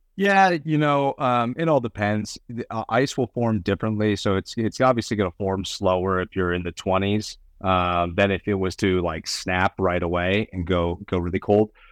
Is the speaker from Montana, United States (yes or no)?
yes; Bozeman, Montana, United States; also born or lived in Connecticut; I grew up in Bozeman, Montana